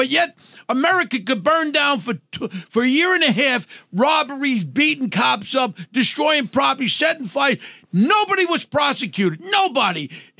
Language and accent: English; New York City, New York, United States; I grew up in Ozone Park. You know where I grew up and all. I grew up with all the wise guys.